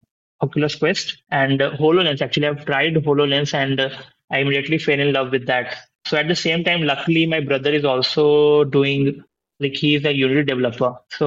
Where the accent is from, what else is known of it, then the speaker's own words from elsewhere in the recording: India; I was born in India and lived in multiple cities here.